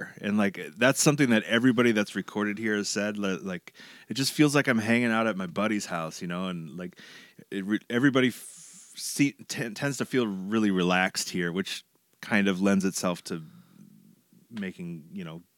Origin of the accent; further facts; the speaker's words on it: New Hope, Minnesota, United States; also born or lived in Eau Claire, Wisconsin / St. Paul, Minnesota; now in Crystal, United States; I grew up in New Hope, which is one suburb to the west of where we are.